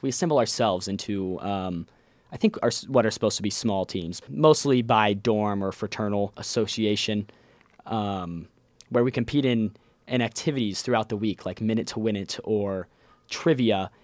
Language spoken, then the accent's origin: English; Ohio, United States; I'm from Ohio